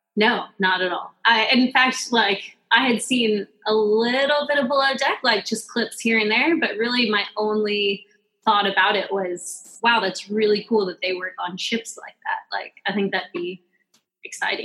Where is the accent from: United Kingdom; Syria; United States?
United States; Pleasant Hill, Oregon; moved away; also born or lived in Hawaii; I'm actually from Oregon. Um, a very very small town in Oregon called Pleasant Hill